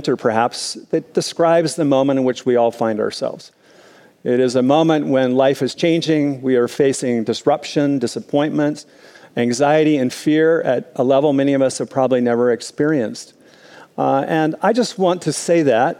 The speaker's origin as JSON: {"language": "English", "region": "Minnesota", "country": "United States", "tie": "born or raised there", "said": "as a kid growing up in Minnesota, I experienced lots of snow days"}